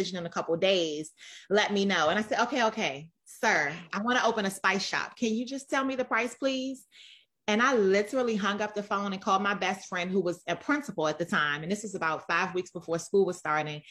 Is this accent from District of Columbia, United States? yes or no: yes; Washington, District of Columbia, United States; I am a Washington, D.C. native, born and raised in Northwest D.C.